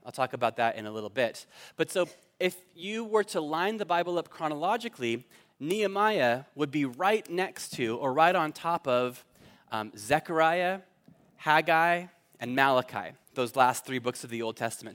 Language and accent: English; Fallbrook, California, United States; moved away as an adult; now in Cork, Ireland; I grew up in Fallbrook